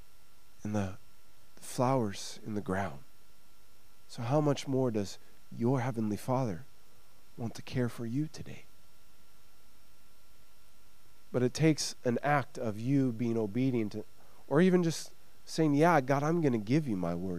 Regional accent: United States; now in Sweden; As an American

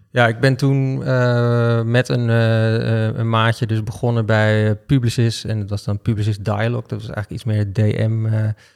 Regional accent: Amsterdam, North Holland, Netherlands; Ik ben geboren in Amsterdam-Noord. Dus ik ben eh, een, eh, in mijn optiek echte Amsterdammer.

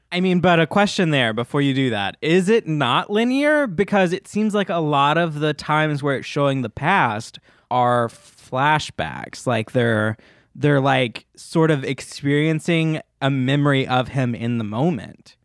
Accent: Munford, Tennessee, United States; I'm from like north of Memphis, Tennessee, but it's from a town that no one will know

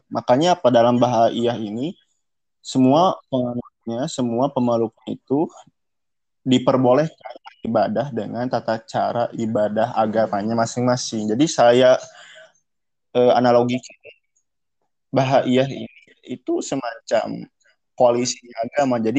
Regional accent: West Java, Indonesia; nggak lepas dari bahasa Sunda karena kita orang Sunda.

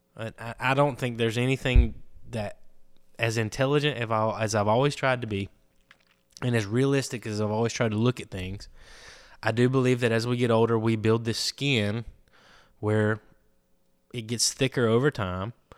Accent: Andalusia, Alabama, United States; I'm from Andalusia, Alabama.

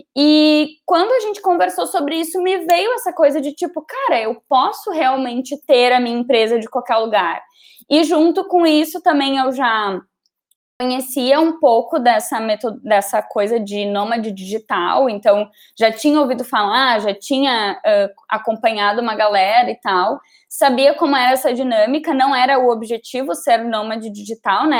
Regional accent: Gravataí, Rio Grande do Sul, Brazil; also born or lived in Porto Alegre; voltar para minha cidade natal, que é Gravataí

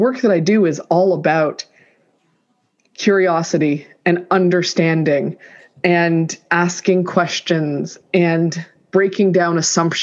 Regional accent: Toronto, Ontario, Canada; I grew up in Toronto in Canada and I am the first child of two immigrants

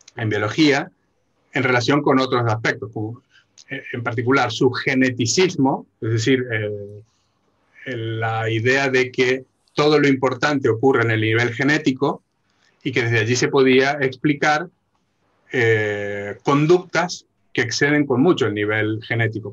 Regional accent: Argentina; como buen argentino

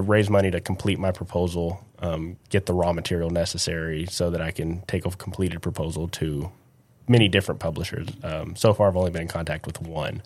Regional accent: Midland, Texas, United States; also born or lived in College Station, Texas; I'm from West Texas

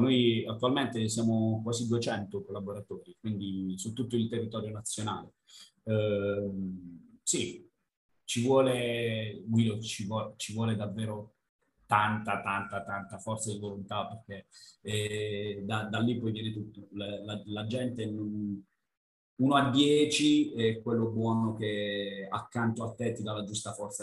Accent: north of Bari province, Apulia, Italy; accent: southern; da buon pugliese vengo da nel, sono nel nord barese

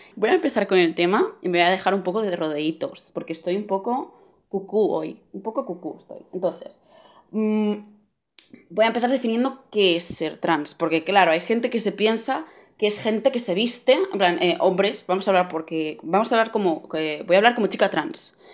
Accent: Barcelona, Catalonia, Spain; tengo 16 años, soy de Barcelona

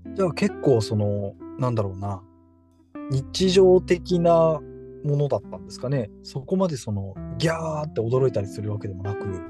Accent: Fukushima, Japan; moved away as an adult; also born or lived in Tokyo; 私、福島出身

